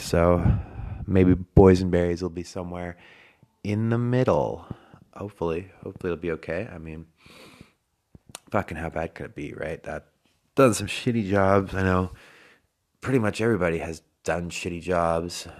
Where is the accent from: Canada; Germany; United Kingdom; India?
Canada; moved away as an adult; now in Australia; I'm from Canada, and we have real winters